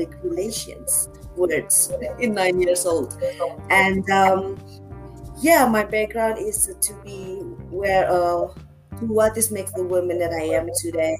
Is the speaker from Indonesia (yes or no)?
yes; Jakarta, Indonesia; moved away as an adult; now in Bali, Indonesia; I'm born and raised in Jakarta, but Bali, it's home since the last, this May I'm coming out 5 years, full-time Bali living